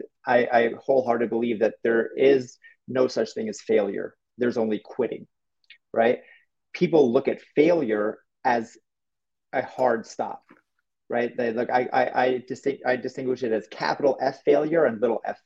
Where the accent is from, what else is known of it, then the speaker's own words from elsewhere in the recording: New York, United States; I'm from New York